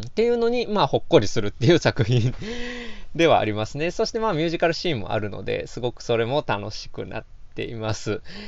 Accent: Osaka, Japan; 四十年近く大阪に住んできた

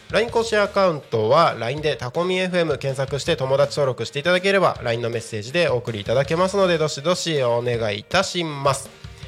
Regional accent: Takko, Aomori, Japan; now in Tako, Chiba, Japan; 僕の出身地である青森県田子町

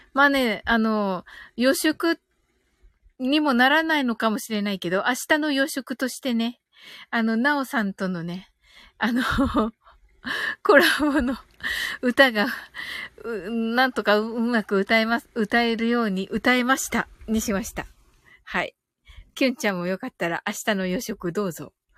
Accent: Kyushu, Japan; 私は九州人なんですけどね

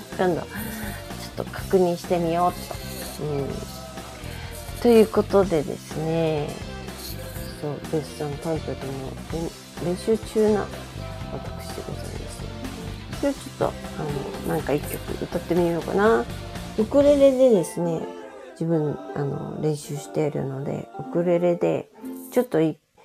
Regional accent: Okayama, Japan; moved away; 私実家に帰ってきたんですよ実家は岡山なんですけれども

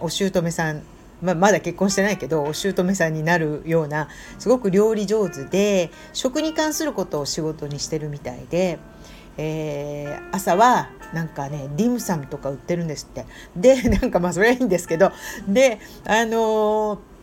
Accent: Tokyo, Japan; now in Indonesia; 東京出身ですから、あの、そういう日本からやってきて、インドネシアの大家族で住んだりしてる

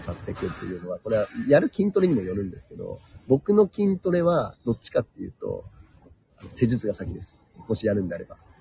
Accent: Chiba, Japan; moved away as an adult; also born or lived in New Mexico; 育ちは千葉県ですね。

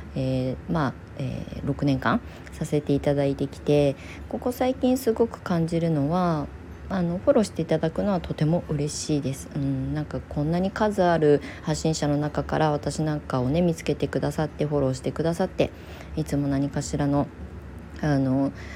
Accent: Kasama, Ibaraki, Japan; 同じ茨城県笠間市内に古民家バンクに登録してる家はあるんですよたくさんね。だけどその中でうちを紹介してくれた

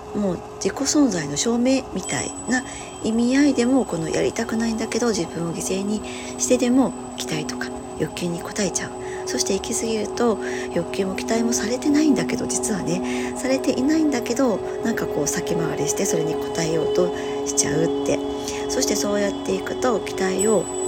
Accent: Hiroshima, Japan; 私は広島の生まれなので

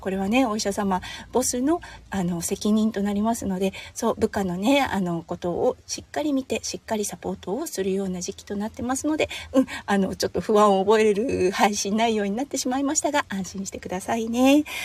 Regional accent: Tohoku, Japan; now in Australia; 東北出身なので

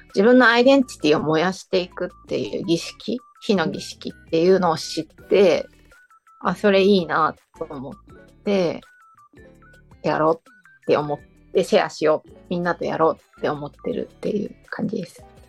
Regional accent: Fukaya, Saitama, Japan; moved away as an adult; now in Shiga, Japan; 私の地元の埼玉深谷市

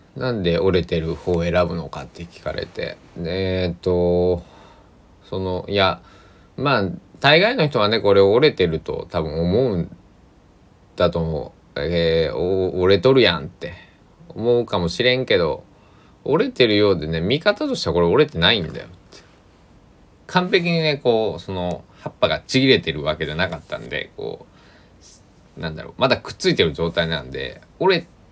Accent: Kochi, Japan; also born or lived in Kagawa / Osaka / Tokyo; 僕の地元、高知県佐木市

